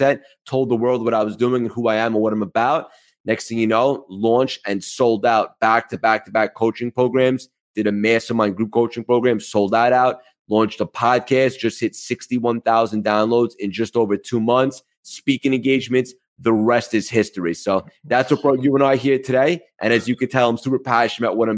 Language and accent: English; Long Island, New York, United States; accent: New York; also born or lived in Connecticut / Manhattan, New York; Yeah, so I grew up in Long Island in New York. And I've been here my whole life other than college where I was in Connecticut